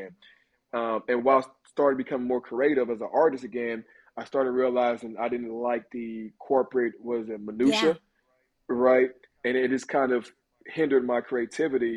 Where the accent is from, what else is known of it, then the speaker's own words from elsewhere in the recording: Texas, United States; moved away as an adult; now in Los Angeles, United States; growing up in Texas, especially as a black man